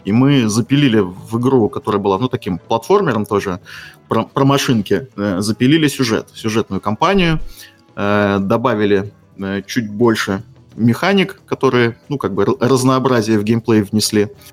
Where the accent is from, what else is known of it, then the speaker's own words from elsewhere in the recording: Estonia; я из Эстонии